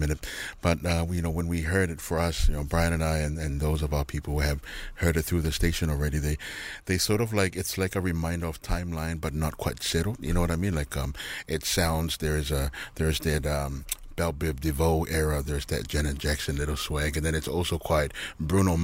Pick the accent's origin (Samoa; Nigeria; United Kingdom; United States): Samoa; moved away; also born or lived in Fiji; I'm from Samoa, but I spent a lot of years in Fiji